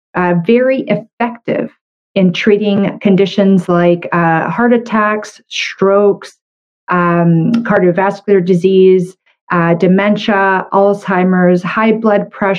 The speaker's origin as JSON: {"language": "English", "country": "Canada", "said": "I'm a Canadian medical doctor"}